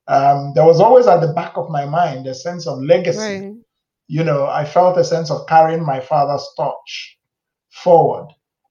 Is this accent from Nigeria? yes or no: yes; Nigeria; also born or lived in United States; So most of my life, actually, I grew up in Nigeria.